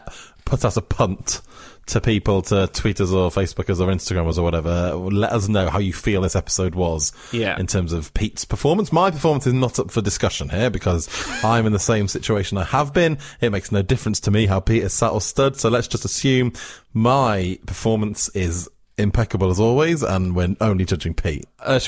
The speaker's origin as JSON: {"language": "English", "region": "Wales", "country": "United Kingdom", "tie": "born or raised there", "said": "where I grew up in South Wales, Channel 4 was the Welsh language channel, of course, S4C."}